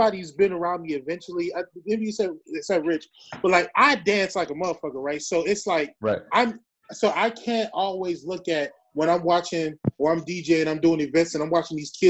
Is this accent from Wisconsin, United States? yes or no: yes; Milwaukee, Wisconsin, United States; now in Houston, United States; I'm from Milwaukee. You know, I'm living in Houston.